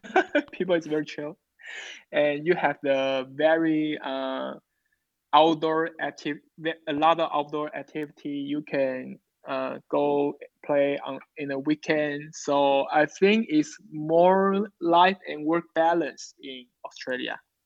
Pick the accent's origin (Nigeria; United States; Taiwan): Taiwan; English is a second language; I come from Taiwan.